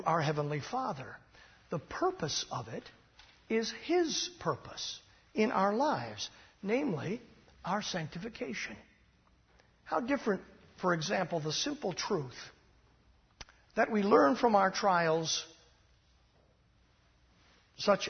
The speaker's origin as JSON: {"language": "English", "country": "United States", "tie": "born or raised there", "said": "There are many sayings you and I learned as Americans growing up in the United States"}